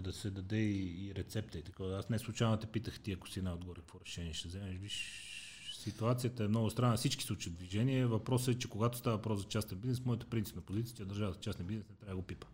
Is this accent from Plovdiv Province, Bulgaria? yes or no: no; Sofia, Sofia City, Bulgaria; аз съм израснал в Иван Вазов и после се преместихме в дружба.